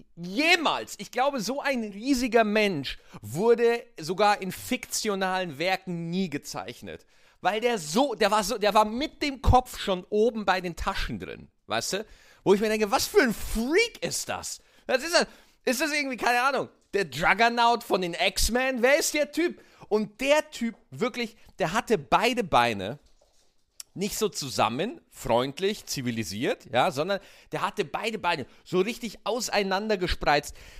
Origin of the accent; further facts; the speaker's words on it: Berlin, Germany; als Berliner, Berlin ist so eine geile Stadt